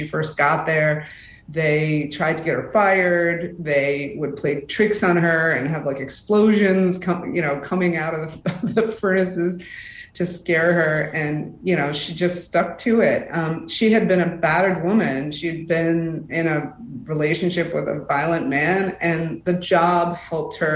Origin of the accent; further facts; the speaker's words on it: Rust Belt, United States; I am from the Rust Belt